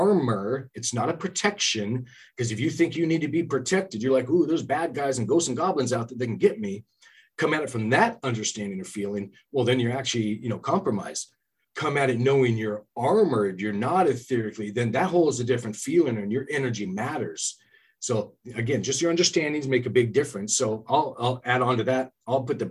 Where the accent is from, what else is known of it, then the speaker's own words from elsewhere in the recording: California, United States; also born or lived in Gold Bar, Washington; now in Washington, United States; I'm from California myself.